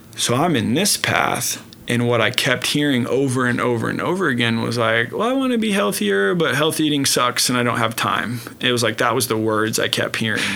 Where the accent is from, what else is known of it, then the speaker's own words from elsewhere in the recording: Oklahoma City, Oklahoma, United States; Born and raised in Oklahoma City, uh, northwest part of Oklahoma City.